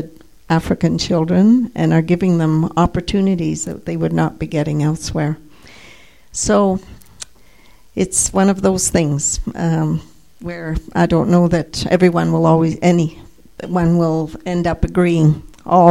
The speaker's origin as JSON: {"language": "English", "country": "Canada", "said": "as a Canadian"}